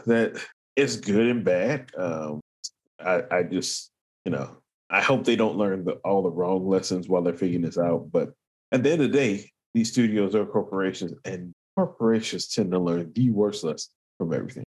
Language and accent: English; England, United Kingdom; I'm an English guy